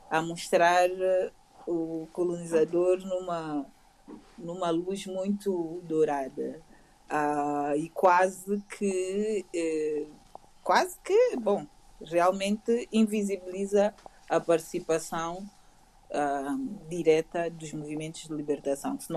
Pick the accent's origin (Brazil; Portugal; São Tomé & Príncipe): São Tomé & Príncipe; moved away; eu vim de, de São Tomé que não teve uma. Nasci e cresci